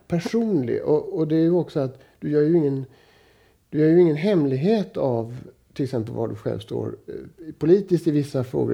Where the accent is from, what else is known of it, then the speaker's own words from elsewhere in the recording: Gothenburg, Västra Götaland, Sweden; i förort till Göteborg där jag växte upp